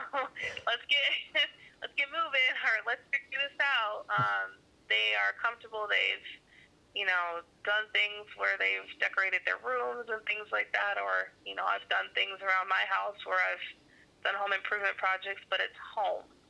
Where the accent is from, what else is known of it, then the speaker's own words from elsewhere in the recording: Arizona, United States; moved away as an adult; now in Winston-Salem, United States; I am from Arizona mm-hmm. originally, born and raised. Um, I moved out to Winston Salem about three years ago